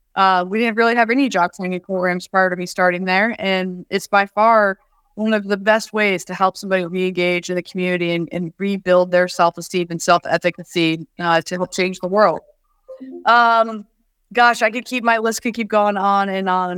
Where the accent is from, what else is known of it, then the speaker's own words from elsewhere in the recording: West Branch, Iowa, United States; I grew up in West Branch, Iowa.